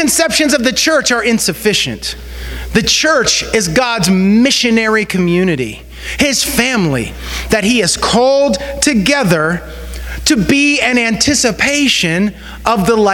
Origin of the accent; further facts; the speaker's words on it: Western Pennsylvania, United States; growing up in Western Pennsylvania